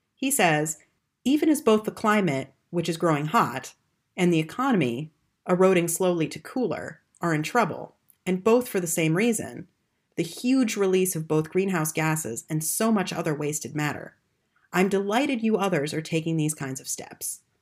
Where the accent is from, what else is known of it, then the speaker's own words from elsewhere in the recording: United States; accent: American; moved away as an adult; now in Germany; As you can tell from my accent, I'm American